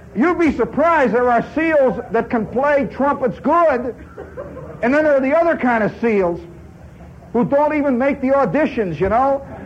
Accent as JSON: {"language": "English", "region": "Indiana", "country": "United States", "also_born_or_lived": "Hobart, Indiana", "moved": "as an adult", "lives_now": "New York City, United States", "said": "I come from Indiana"}